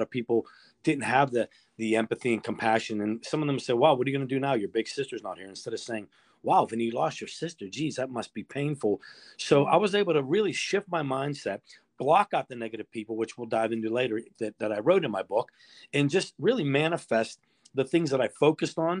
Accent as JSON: {"language": "English", "town": "Pittsburgh", "region": "Pennsylvania", "country": "United States", "tie": "born or raised there", "said": "born and raised in Bloomfield in Pittsburgh's Little Italy"}